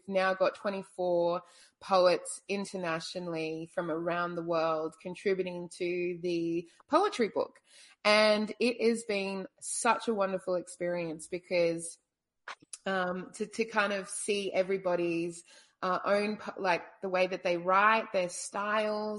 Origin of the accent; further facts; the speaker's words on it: Brisbane, Queensland, Australia; now in Hobart, Australia; I'm Australian. I was born in Brisbane but have traveled a lot